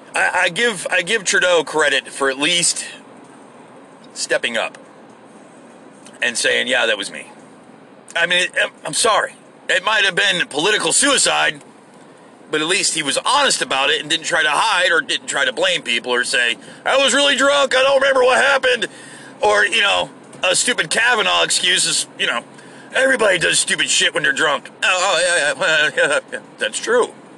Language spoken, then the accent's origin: English; United States; I'm an American. I'm a good American